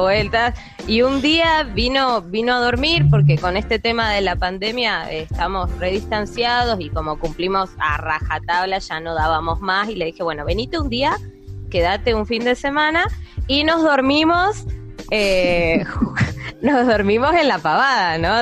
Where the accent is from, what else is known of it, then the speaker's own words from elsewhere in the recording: General Roca, Río Negro, Argentina; somos de General Roca, Río Negro